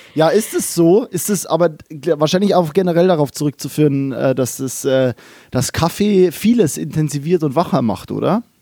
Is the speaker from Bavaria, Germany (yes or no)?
yes; Kelheim, Bavaria, Germany; moved away as an adult; also born or lived in Mannheim / Berlin; now in Cologne, Germany; ich komme aus äh, Kehlheim, das ist bei Regensburg